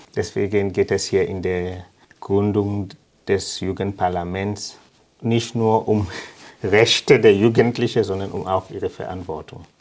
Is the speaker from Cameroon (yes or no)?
yes; Limbe, Southwest Region, Cameroon; German is a second language; moved away as an adult; now in Heubach, Germany; Ich habe in Limbe gewohnt. Ich bin dort aufgewachsen, in die Schule gegangen.